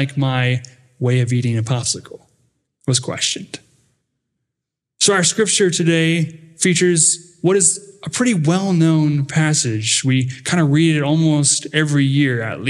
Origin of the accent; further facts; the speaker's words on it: United States; accent: northern; also born or lived in Dallas, Texas; my northern accent